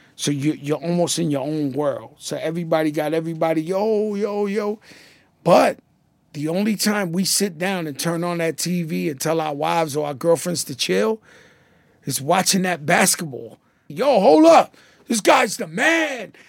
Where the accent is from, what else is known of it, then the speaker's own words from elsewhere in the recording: New York City, New York, United States; I grew up in the Bronx